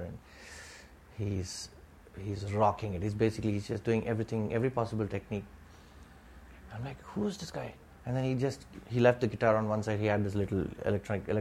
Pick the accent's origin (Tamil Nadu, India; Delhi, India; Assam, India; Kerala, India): Tamil Nadu, India; Thanjavur; now in Mumbai, India; we are both Tambrams from Thanjavur, you know, Tamilian Brahmins from Thanjavur